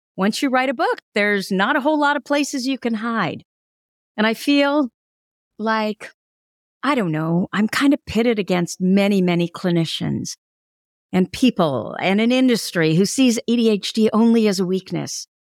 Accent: Burlingame, California, United States; my hometown, Burlingame, California

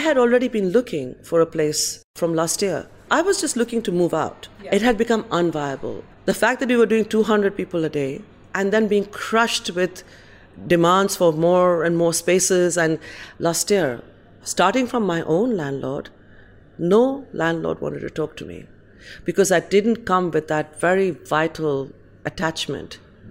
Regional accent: Kolkata, West Bengal, India; now in London, United Kingdom; I'm from India

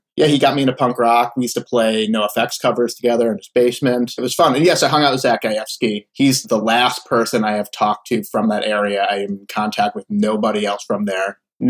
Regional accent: Winnetka, Illinois, United States; also born or lived in Florida / Philadelphia / Cleveland; I was in the suburbs. I was in Winnetka. Okay. From middle school through high school.

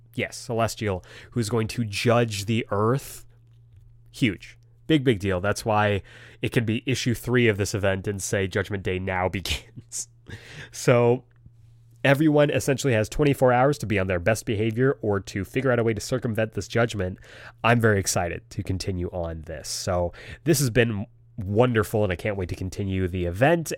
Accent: United States; I was very uh, ashamed of being Asian American when I was a kid

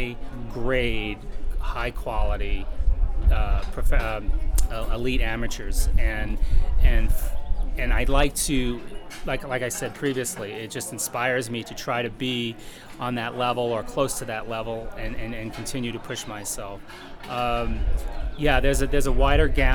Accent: St. Louis, Missouri, United States; I'm from St. Louis, Missouri

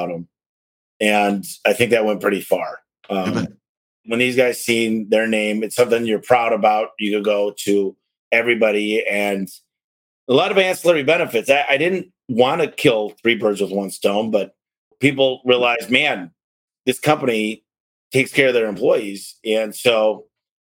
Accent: Detroit, Michigan, United States; now in Arizona, United States; I live in Arizona, I'm from Detroit

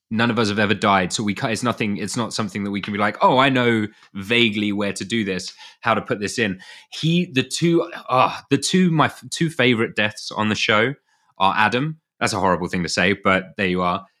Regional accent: United Kingdom; being British

